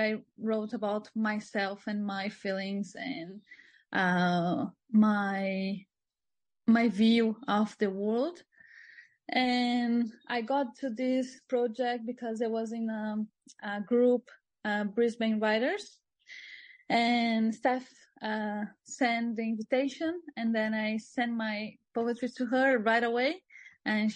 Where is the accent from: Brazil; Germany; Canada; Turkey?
Brazil; moved away as an adult; also born or lived in Sydney / Cairns; now in Australia; I came from Brazil. I'm living here